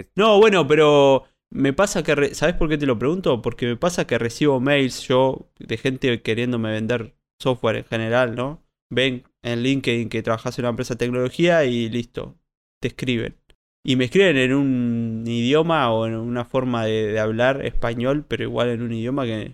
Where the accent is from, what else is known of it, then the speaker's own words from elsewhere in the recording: Colonia Valdense, Colonia, Uruguay; soy de Colonia Valdense